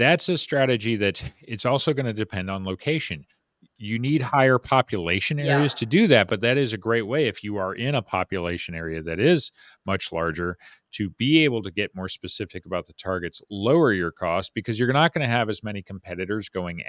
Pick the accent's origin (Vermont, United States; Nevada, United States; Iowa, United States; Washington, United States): Nevada, United States; Las Vegas; moved away; I grew up in Las Vegas.